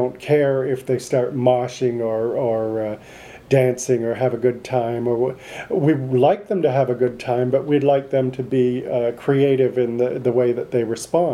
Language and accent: English; Canada; we grew up in Canada